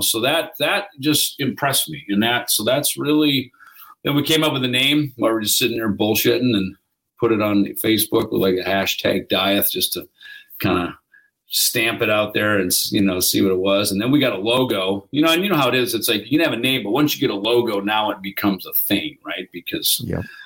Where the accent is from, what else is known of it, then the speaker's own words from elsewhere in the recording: United States; I'm from America